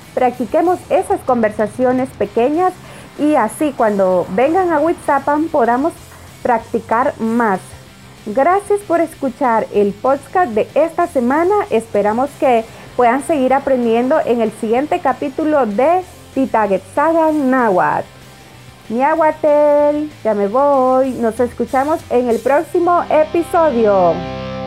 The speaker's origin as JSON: {"language": "Spanish", "region": "Sonsonate", "country": "El Salvador", "tie": "born or raised there", "said": "crecí en el pueblo de Huizapan en Sonsonate."}